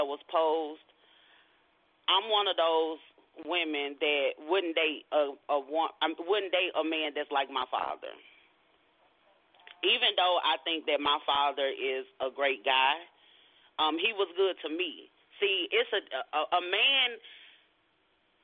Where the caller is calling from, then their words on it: Arlington, Texas, United States; I am calling from Arlington, Texas.